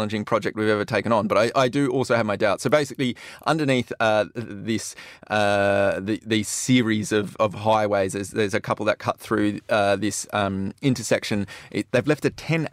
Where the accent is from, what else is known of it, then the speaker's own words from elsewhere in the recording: Western Australia, Australia; I'm West Australian